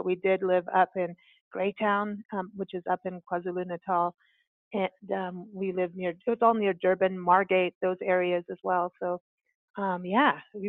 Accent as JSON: {"language": "English", "country": "Kenya", "tie": "born or raised there", "also_born_or_lived": "South Africa", "said": "when I was raised, you know, mostly in Kenya and South Africa. And to me, that is it, you know, I'm American, but it changes you."}